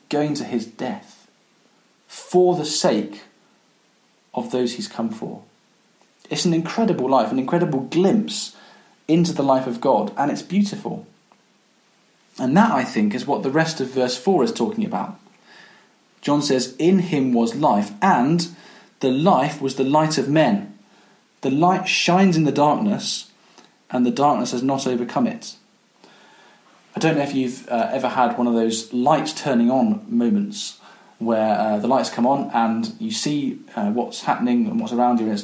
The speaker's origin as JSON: {"language": "English", "town": "Coventry", "region": "West Midlands", "country": "United Kingdom", "tie": "born or raised there", "said": "When I was growing up, I grew up in Coventry"}